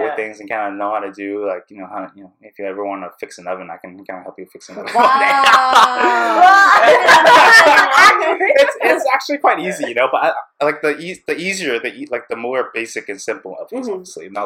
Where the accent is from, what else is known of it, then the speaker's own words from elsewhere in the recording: Vancouver, British Columbia, Canada; also born or lived in Burnaby / Richmond; I grew up here in Canada